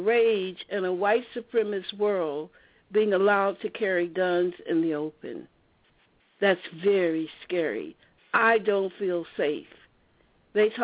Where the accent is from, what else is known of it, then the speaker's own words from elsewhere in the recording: the American South, United States; I grew up in Southern apartheid